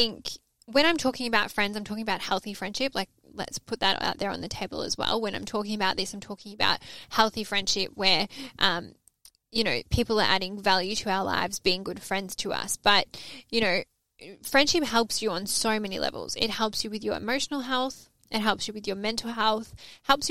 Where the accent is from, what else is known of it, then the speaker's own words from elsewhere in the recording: Melbourne, Victoria, Australia; moved away as an adult; now in Sydney, Australia; I'm Aussie. And she's like, where in Australia are you from? And I said, oh, I'm from Melbourne.